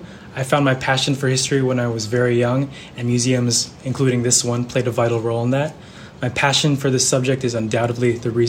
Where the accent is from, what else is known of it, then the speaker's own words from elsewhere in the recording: Benicia, California, United States; also born or lived in New Haven, Connecticut; I'm a rising senior at Yale University studying both history and political science. I'm back in my hometown here in Benicia this summer